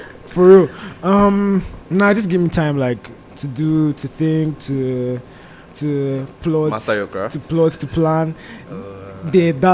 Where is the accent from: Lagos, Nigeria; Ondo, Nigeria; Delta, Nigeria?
Delta, Nigeria; Warri; also born or lived in Enugu; now in Canada; I was born in Warri